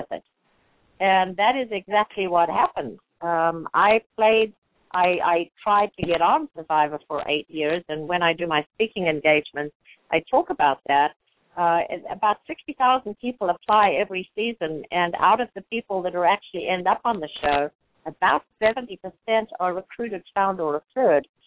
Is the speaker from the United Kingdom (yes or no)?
no; South Africa; now in United States; We live in the most amazing country. I'm from South Africa, which was pretty restricted for a lot of our people there